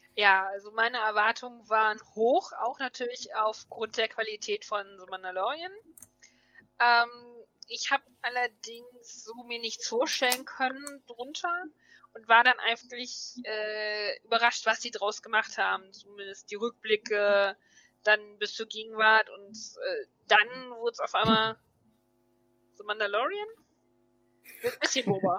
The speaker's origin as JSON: {"language": "German", "town": "Hanover", "region": "Lower Saxony", "country": "Germany", "said": "bin 39 aus Hannover"}